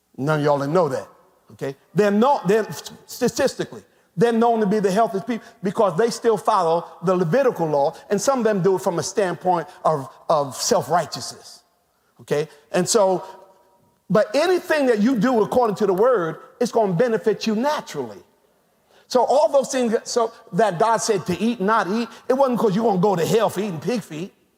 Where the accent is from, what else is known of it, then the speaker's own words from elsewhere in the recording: United States; us as African American people